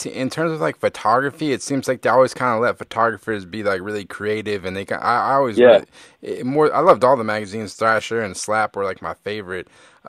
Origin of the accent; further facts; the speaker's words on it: East Coast, United States; I grew up on the East Coast.